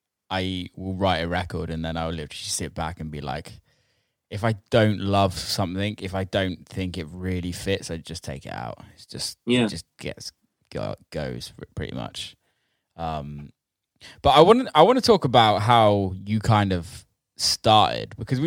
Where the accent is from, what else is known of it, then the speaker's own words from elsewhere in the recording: Somerset and Bristol, South West England, United Kingdom; No one realizes that I'm actually from Somerset and Bristol.